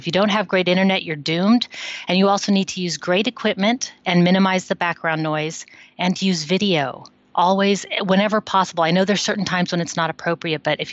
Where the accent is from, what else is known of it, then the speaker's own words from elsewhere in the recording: United States; now in Netherlands; I'm an American living in the Netherlands for a long time now